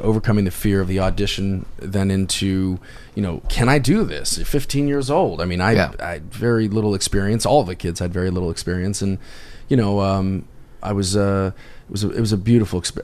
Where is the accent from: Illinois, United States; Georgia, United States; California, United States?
California, United States; We grew up in California